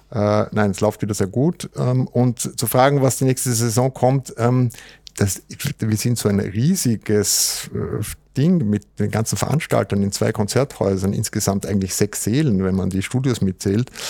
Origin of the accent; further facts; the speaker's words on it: Vienna, Austria; In Wien haben wir das Riesenrad und der Stephansdom und so